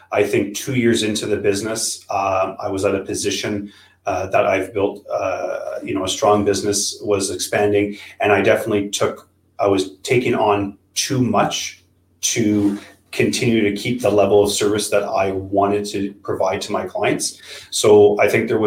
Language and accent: English; Ottawa, Ontario, Canada; born and raised in Ottawa